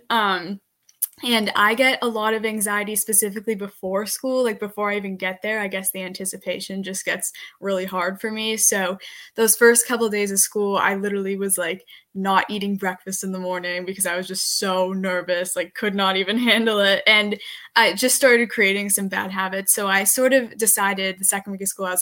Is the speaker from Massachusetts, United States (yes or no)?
yes; Medfield, Massachusetts, United States; I am from Medfield, Massachusetts